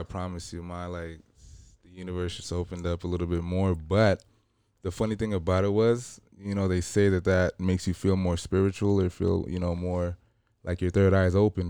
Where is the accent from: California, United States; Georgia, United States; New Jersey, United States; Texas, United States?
California, United States; Los Angeles; I grew up in L A. I'm from, you know, I grew up in South Central